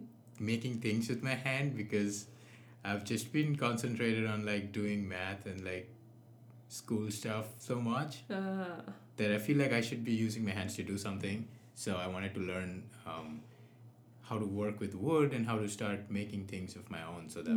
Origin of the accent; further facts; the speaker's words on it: East India, India; So if you go to East India, like my hometown, the food is a little different there.